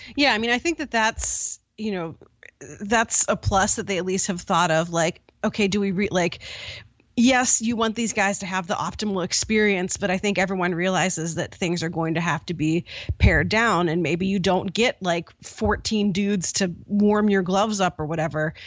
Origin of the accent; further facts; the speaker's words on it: Pittsburgh, Pennsylvania, United States; I grew up in Pittsburgh